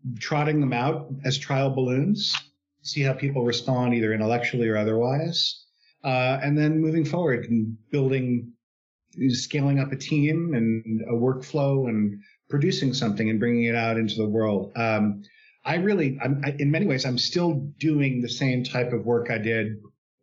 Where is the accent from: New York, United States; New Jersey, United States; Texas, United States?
New York, United States; New York City; moved away as an adult; now in San Francisco Bay Area, United States; I'm originally from New York, actually New York City. Grew up there, went to undergraduate there